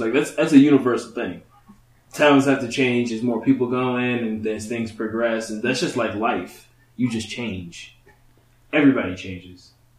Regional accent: Dayton, Ohio, United States; I'm from Dayton, Ohio.

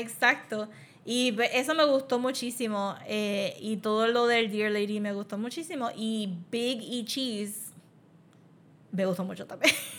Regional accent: Puerto Rico; nosotros maybe como puertorriqueños

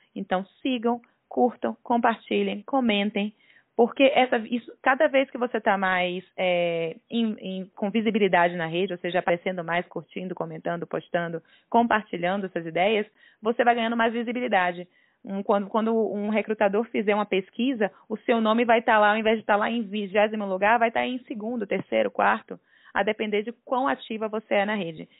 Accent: Salvador, Bahia, Brazil; moved away as an adult; now in São Paulo, Brazil; sou baiana de Salvador, estou em São Paulo, vim a São Paulo para trabalhar no LinkedIn, estou aqui há dois anos.

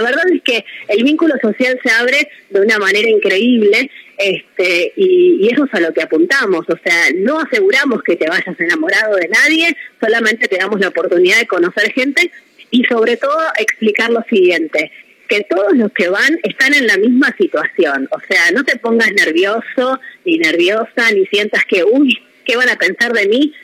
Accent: Mar del Plata, Buenos Aires Province, Argentina; somos de Mardel

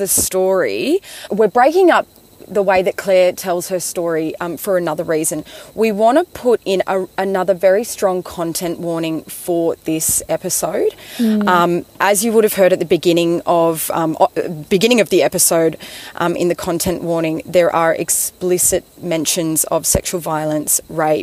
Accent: Gumbaynggirr country, New South Wales, Australia; moved away as an adult; I grew up here and haven't really lived here since I was sort of 18, 19, but I'm back here for a couple of months

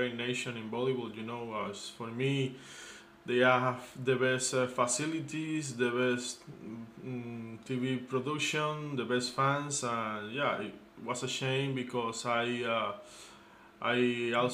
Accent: Cuba; As a Cuban

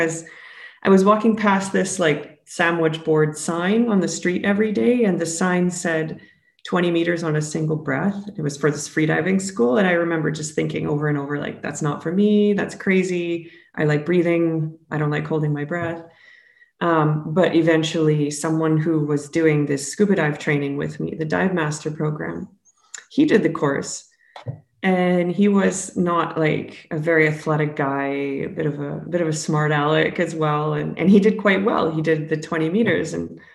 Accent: Alberta, Canada; moved away as an adult; I'm originally from Alberta, Canada

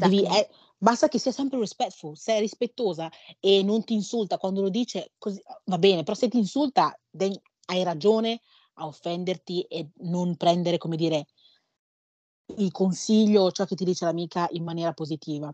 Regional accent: Ghana; Io sono nata in Ghana

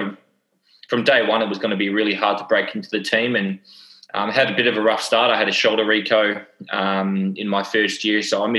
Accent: Melbourne, Victoria, Australia; also born or lived in New Zealand; I was born in New Zealand. So grew up there for 2 years and, you know, the family thought it was a good idea to move out to Australia and grew up in southeast Melbourne. Dandenong

